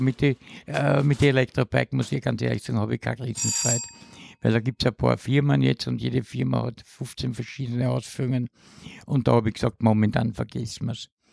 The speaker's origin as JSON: {"language": "German", "region": "Vienna", "country": "Austria", "tie": "born or raised there", "also_born_or_lived": "Haldensleben, Germany", "said": "Mit Pausen bin ich aufgewachsen in 16 Bezirk"}